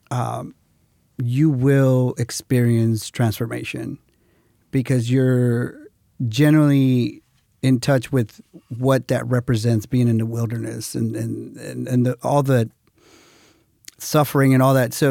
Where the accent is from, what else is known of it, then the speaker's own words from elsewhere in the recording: Houston, Texas, United States; Well, yeah, I was from Houston.